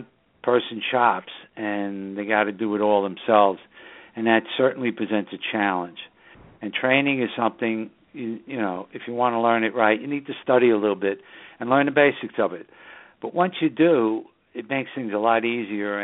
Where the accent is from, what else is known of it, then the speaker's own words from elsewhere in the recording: New York City, New York, United States; now in Southern Hudson Valley, United States; that's just the northern suburbs of New York City, my hometown